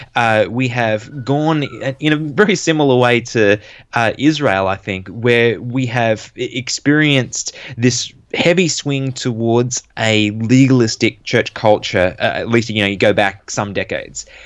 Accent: Sydney area, New South Wales, Australia; I was born in Australia, in New South Wales, n-, not too, well, around the Sydney area. And, uh, I grew up around the church

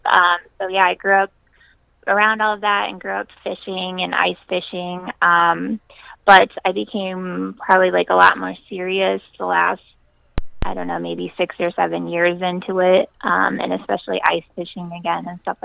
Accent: South Central Iowa, United States; So I'm from South Central Iowa. I grew up there, and I didn't move anywhere. I'm still here

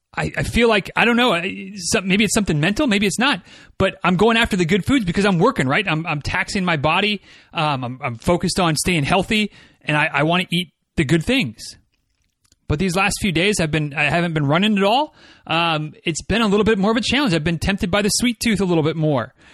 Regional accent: Midwest, United States; I'm from the Midwest

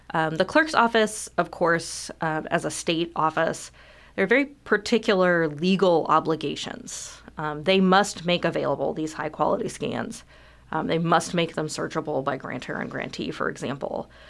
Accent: California, United States; also born or lived in Southwest Virginia / Michigan; now in Lexington, United States; I actually am from California

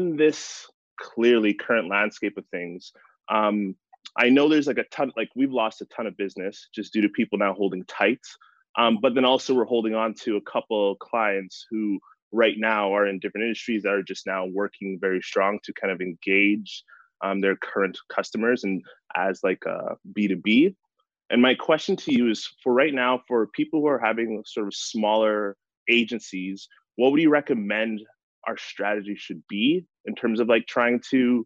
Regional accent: Edmonton, Alberta, Canada; I'm from Edmonton, Alberta, in Canada.

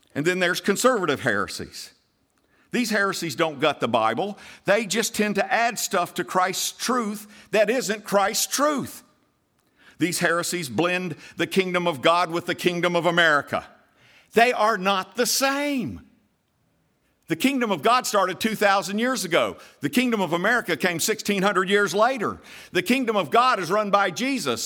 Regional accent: United States

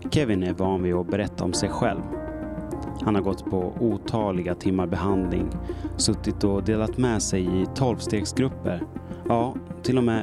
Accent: outside Malmö, Skåne, Sweden; I barndomen i en mindre skånsk by för mer än 40 år sedan. Jag är uppväxt utanför Malmö.

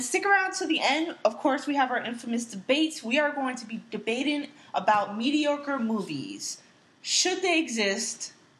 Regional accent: United States; I'm American myself

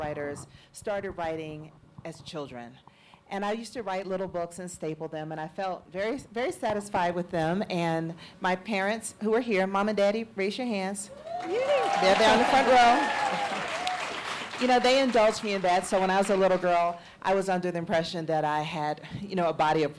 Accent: Atlanta, Georgia, United States; growing up in Atlanta during the Atlanta child murders

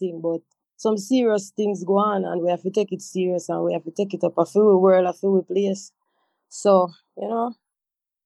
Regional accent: Montego Bay, Saint James, Jamaica; I had to go back to Montego Bay, to my home, my hometown, my mother house

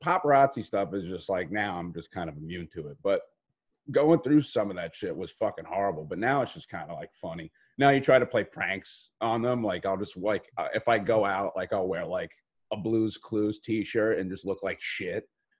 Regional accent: New York City, New York, United States; I am an Irish dude from Staten Island.

